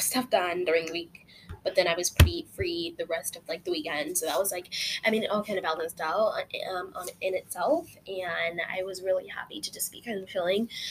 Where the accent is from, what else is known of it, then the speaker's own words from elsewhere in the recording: Utah, United States; now in California, United States; When I was born, we lived in Utah. I lived in Utah for pretty much most of my life, and I don't live in Utah anymore